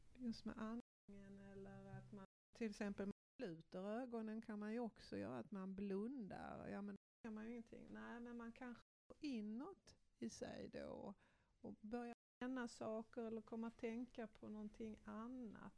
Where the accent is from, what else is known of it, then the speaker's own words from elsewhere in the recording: Malmö, Skåne, Sweden; jag är uppvuxen ute på Gullvik här i Malmö